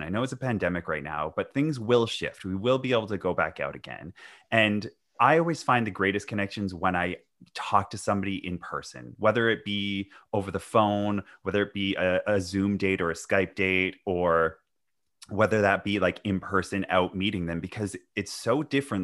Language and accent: English; Vancouver, British Columbia, Canada; I'm from Vancouver